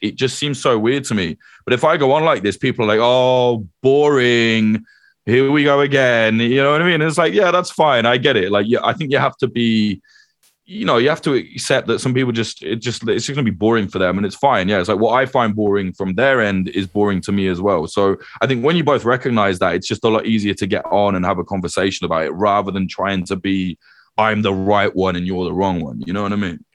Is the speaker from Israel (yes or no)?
no; United Kingdom; also born or lived in Ireland (ancestry)